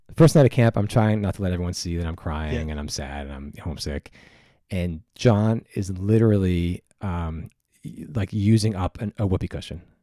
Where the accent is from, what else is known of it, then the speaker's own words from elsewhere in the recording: New York, United States; I was from New York.